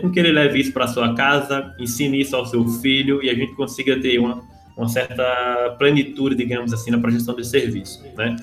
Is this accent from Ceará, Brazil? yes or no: yes; Cajazeiro, interior of Ceará, Brazil; also born or lived in Mossoró, Rio Grande do Norte; now in Rio de Janeiro, Brazil; apesar de eu ser nascido em Mossoró, a minha infância aconteceu muito em Cajazeiro, no interior do Ceará